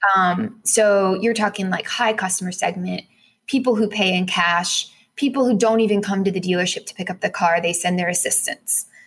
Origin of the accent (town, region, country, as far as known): United States